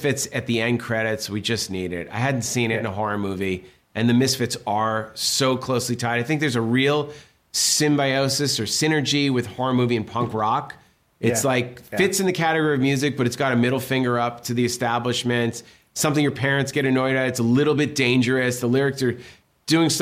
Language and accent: English; Massachusetts, United States; growing up in Massachusetts, like East Coast, punk rock